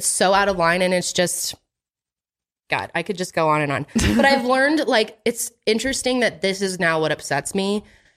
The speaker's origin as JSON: {"language": "English", "town": "Boston", "region": "Massachusetts", "country": "United States", "tie": "born or raised there", "said": "I was born in Boston"}